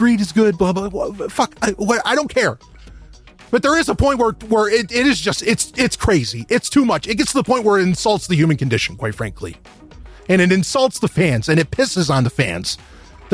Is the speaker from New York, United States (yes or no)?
yes; New York, United States; I'm from New York.